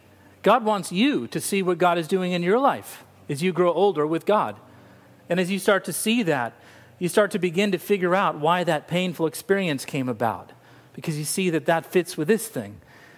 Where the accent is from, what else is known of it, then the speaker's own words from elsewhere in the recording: Laguna Beach, California, United States; born there; I was born in Laguna Beach, California. Laguna Beach.